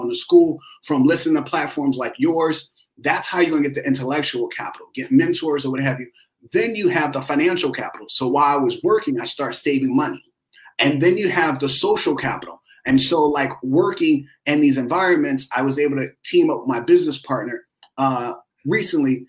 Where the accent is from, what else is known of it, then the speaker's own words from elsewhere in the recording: Philadelphia, Pennsylvania, United States; now in New York City, United States; I grew up in Philadelphia, single parent household